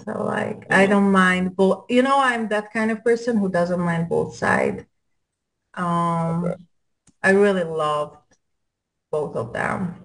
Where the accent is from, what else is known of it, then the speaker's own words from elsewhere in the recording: Hungary; accent: European; English is a second language; moved away as an adult; now in United States; I'm Hungarian